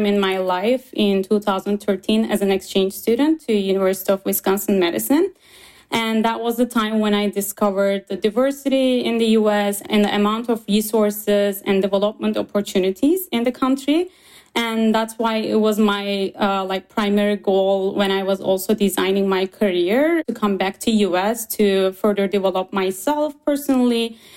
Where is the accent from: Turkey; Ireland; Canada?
Turkey; Istanbul; moved away as an adult; now in Ann Arbor, United States; I'm from Turkey, Istanbul